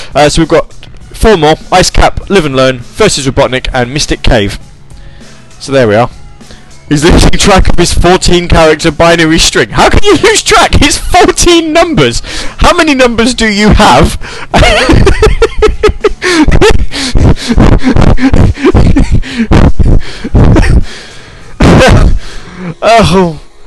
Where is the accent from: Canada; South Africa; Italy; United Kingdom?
United Kingdom; I'm British